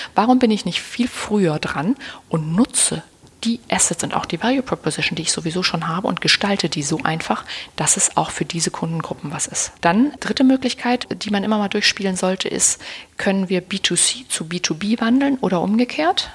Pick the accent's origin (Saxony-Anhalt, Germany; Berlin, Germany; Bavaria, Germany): Berlin, Germany